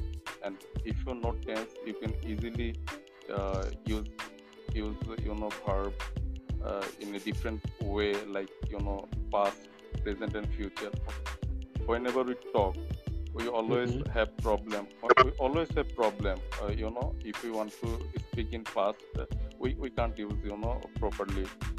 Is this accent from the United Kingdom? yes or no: no; Bangladesh; I'm from Bangladesh.